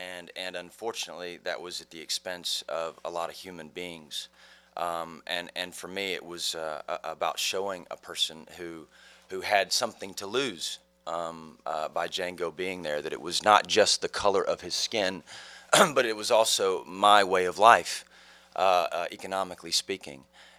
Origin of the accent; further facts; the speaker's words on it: Tennessee, United States; yeah. I'm from Tennessee.